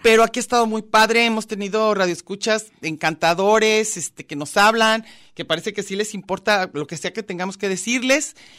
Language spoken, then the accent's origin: Spanish; Yucatán, Mexico; Yo soy yucateca